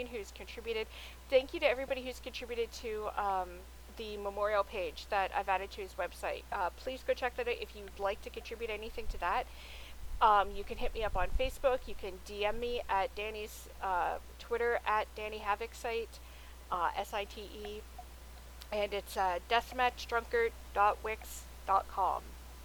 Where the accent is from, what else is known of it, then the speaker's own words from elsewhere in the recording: Toronto, Ontario, Canada; we're two women from Toronto, Canada